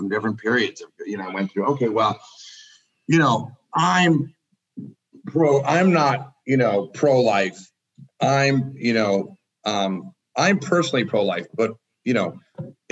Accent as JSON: {"language": "English", "region": "Northeast", "country": "United States", "tie": "born or raised there", "said": "I grew up in the Northeast"}